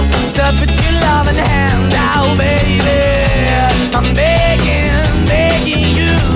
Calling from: Cádiz, Andalusia, Spain; Hola, buenas tardes, agitadores. … de Cádiz.

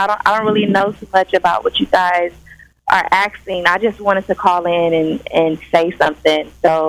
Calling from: California, United States; I'm calling from California.

